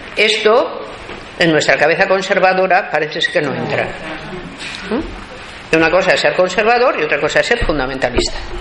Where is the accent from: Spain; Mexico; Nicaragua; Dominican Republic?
Spain; en mi país el aborto está totalmente prohibido